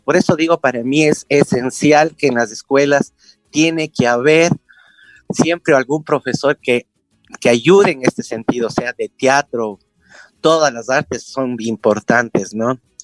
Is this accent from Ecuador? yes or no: yes; Quito, Pichincha, Ecuador; nací en Quito, hace en el 1964